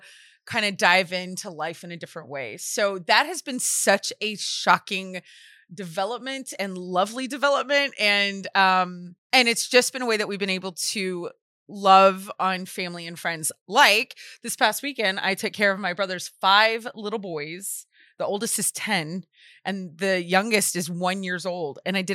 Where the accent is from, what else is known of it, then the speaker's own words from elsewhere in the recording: Louisiana, United States; I'm from Louisiana.